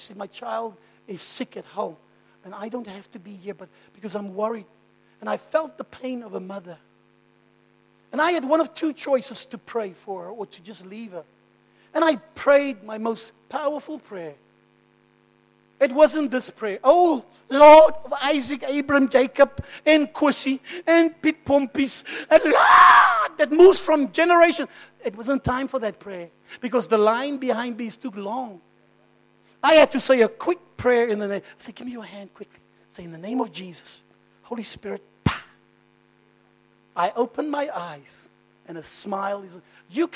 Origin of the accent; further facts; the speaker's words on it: Cape Town, Western Cape, South Africa; I'm from Cape Town